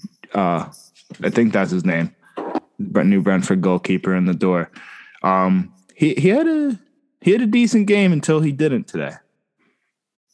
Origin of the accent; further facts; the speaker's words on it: United States; As an American